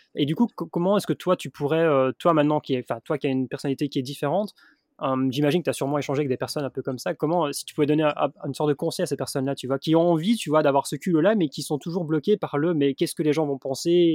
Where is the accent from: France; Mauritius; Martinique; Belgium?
Belgium; moved away; je suis belge